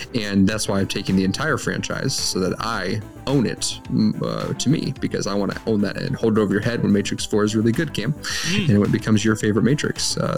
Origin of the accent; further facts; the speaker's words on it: Ireland; because I am an Irish man